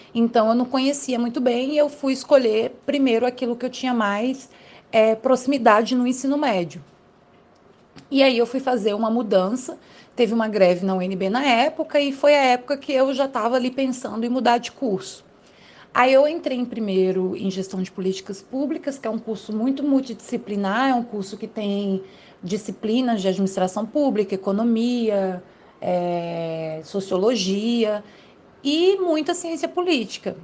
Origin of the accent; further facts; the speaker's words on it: Brasília, Federal District, Brazil; eu sou aqui do Distrito Federal, moro em Brasília